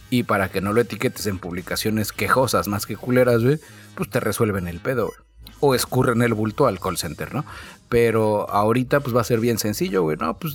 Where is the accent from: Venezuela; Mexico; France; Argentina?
Mexico; Es mi derecho como mexicano, güey.